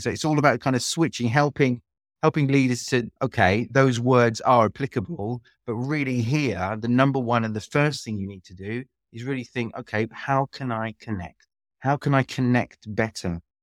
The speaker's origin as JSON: {"language": "English", "region": "London", "country": "United Kingdom", "also_born_or_lived": "France", "moved": "as an adult", "lives_now": "Split, Croatia", "said": "I am British. I'm from London, but lived in, in Croatia for, for about twenty, just over twenty years now"}